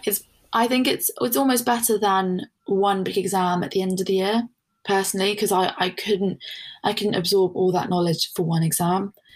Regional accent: London, United Kingdom; moved away as an adult; now in Leeds, United Kingdom; I'm actually from London, and I didn't know how much I was going to like Leeds when I first came here

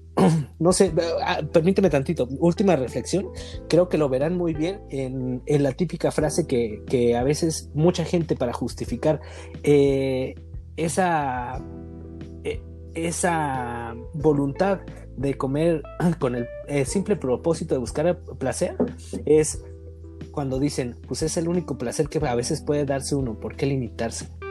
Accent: Guadalajara, Jalisco, Mexico; nosotros como sociedad tapatía

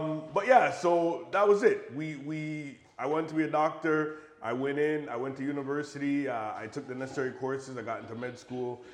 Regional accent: Buffalo, New York, United States; I'm American. So I was born in Buffalo, New York

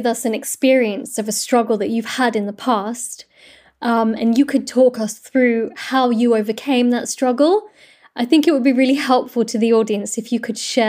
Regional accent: London, United Kingdom; I was born and raised in London, and my parents are from Morocco originally, and so I'm Moroccan

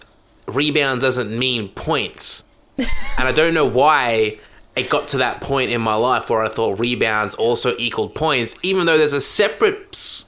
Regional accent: Brisbane, Queensland, Australia

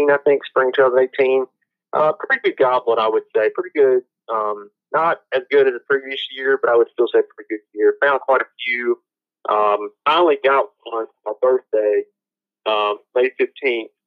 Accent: Mississippi, United States; now in Virginia, United States; I hunt national forest here, and it's extremely mountainous big difference from what I came from Mississippi.

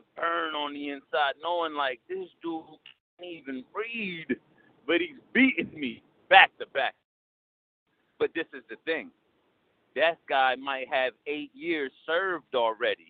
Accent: Trenton, New Jersey, United States; I'm from Trenton, New Jersey

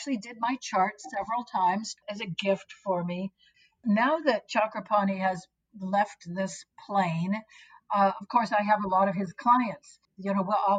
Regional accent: United States; I'm a Westerner, since I'm an American

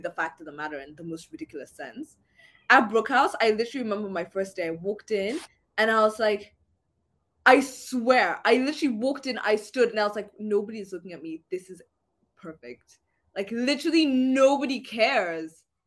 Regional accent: Kenya; moved away as an adult; now in London, United Kingdom; I am definitely like through and through Kenyan.

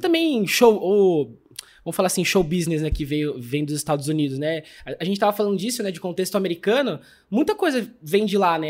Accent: São Pedro, São Paulo, Brazil; Na nossa cidade, né? Que a gente é de São Pedro, Águas de São Pedro

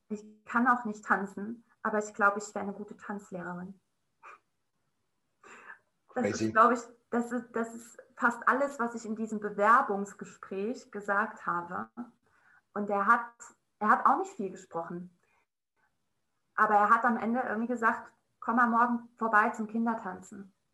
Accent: Saarland, Germany; Jetzt ist es raus, ich bin aus dem Saarland.

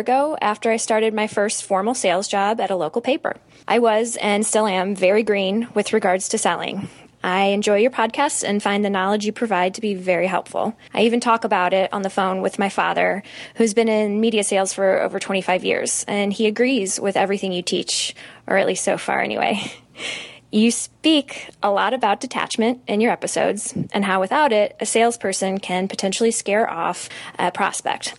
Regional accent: St. Louis, Missouri, United States; I'm from Saint Louis

